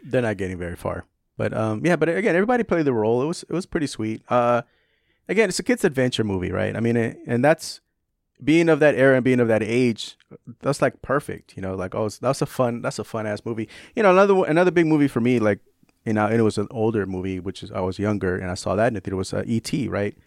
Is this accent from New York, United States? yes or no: no; San Francisco, California, United States; also born or lived in tropical Pacific area further south; I grew up in San Francisco